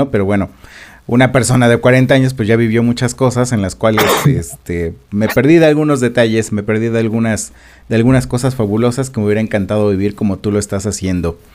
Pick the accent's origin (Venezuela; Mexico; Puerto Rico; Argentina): Mexico; lo que como sociedad mexicana tenemos, que es el rechazo sobre lo desconocido